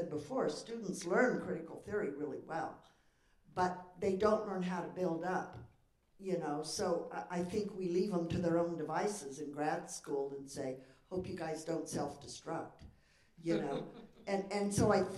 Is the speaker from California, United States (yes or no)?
yes; San Joaquin Valley, California, United States; moved away; I'm from the working class in the San Joaquin Valley, and so I go back there all the time